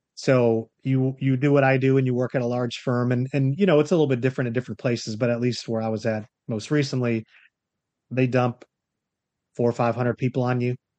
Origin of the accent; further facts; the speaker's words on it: Florida, United States; moved away as an adult; also born or lived in North Carolina; I was born and raised in Florida. I also went to college here.